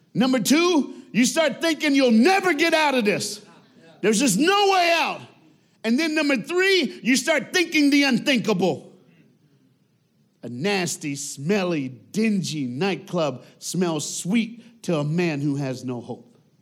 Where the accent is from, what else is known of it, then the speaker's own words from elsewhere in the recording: United States; I'm black and I'm an American